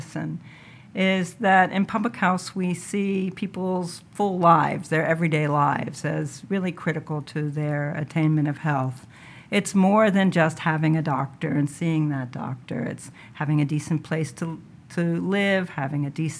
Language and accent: English; New York City, New York, United States; moved away as an adult; also born or lived in Zimbabwe; I grew up in New York City in Upper Manhattan